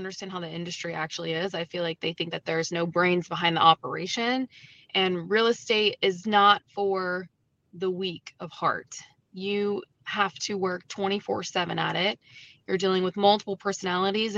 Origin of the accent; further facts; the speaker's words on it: St. Johns County, North Florida, United States; moved away as an adult; now in St. Lucie County, Florida, United States; I'm just from St. John's County up in North Florida